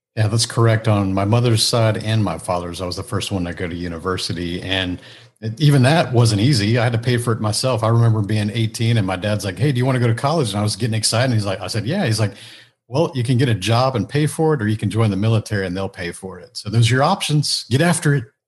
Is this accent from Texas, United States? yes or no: yes; Houston, Texas, United States; I grew up here in the Houston a, area, so I'm, I'm still a native Houstonian